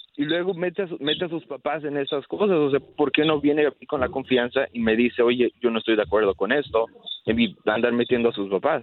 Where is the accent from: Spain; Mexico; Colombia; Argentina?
Mexico; yo soy de México